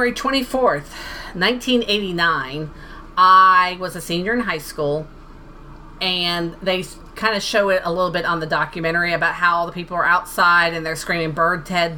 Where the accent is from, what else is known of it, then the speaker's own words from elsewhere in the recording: Florida, United States; moved away; I'm originally from Florida.